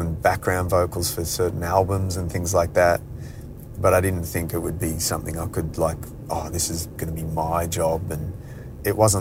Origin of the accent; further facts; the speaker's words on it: Adelaide, South Australia, Australia; I grew up in Adelaide